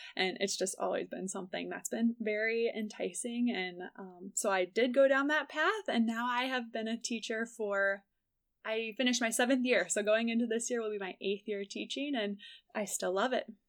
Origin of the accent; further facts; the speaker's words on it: Morton, Illinois, United States; I grew up in Morton, Illinois